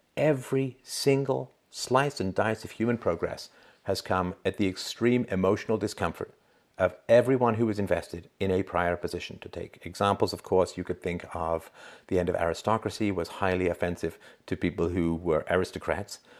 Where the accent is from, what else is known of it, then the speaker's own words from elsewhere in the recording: England, United Kingdom; now in Canada; growing up in England